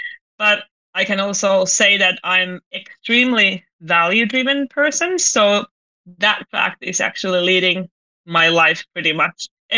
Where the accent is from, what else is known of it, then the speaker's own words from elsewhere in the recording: Finland; English is a second language; I'm originally from Finland, but I've been very international my whole life. So of course I'm Finnish.